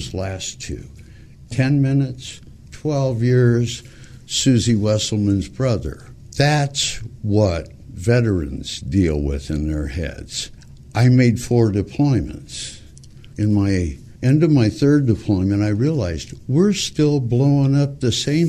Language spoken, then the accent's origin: English; Montebello, California, United States; born or raised there